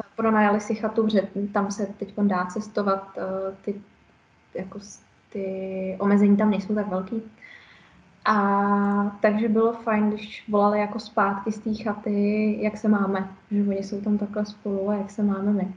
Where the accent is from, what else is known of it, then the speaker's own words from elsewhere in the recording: Czechia; u nás v Čechách